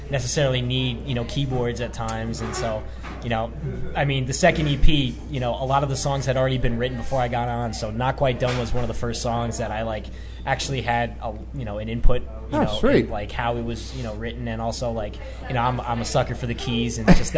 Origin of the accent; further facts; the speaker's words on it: Long Island, New York, United States; I grew up especially on Long Island in New York